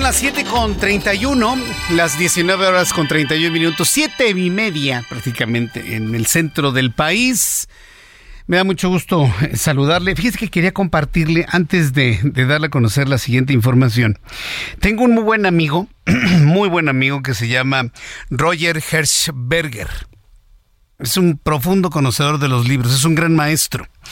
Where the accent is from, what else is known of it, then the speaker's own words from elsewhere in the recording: Mexico; en México nos gusta mucho la porra